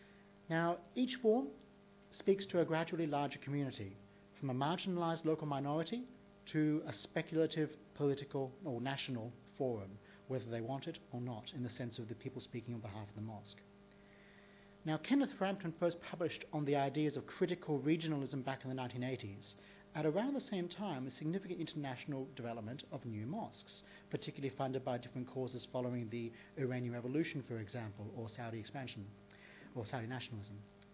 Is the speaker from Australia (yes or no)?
yes; Australia; as an Australian